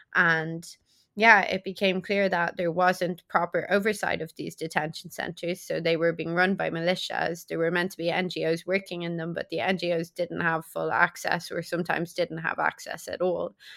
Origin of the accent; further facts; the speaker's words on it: Ireland; I'm European, right? So I'm from Ireland